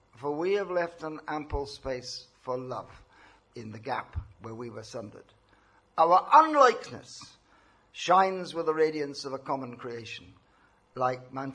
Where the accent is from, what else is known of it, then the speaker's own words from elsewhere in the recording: Northern Ireland, United Kingdom; moved away; also born or lived in India; I was brought up in Northern Ireland, the son of a Protestant mother and a Catholic father